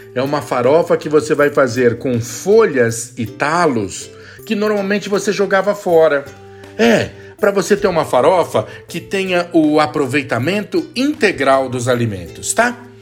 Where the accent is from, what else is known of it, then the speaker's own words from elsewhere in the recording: São Paulo, Brazil; Eu sou de São Paulo, do Sudeste